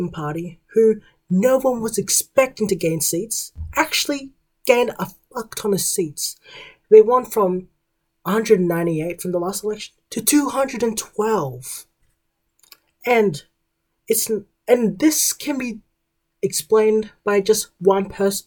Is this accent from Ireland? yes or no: no; Australia; As an Australian